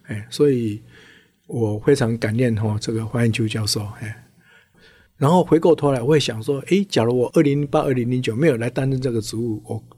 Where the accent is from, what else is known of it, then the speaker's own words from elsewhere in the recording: Tainan, Taiwan; 我故乡胡城嘛，哦，台南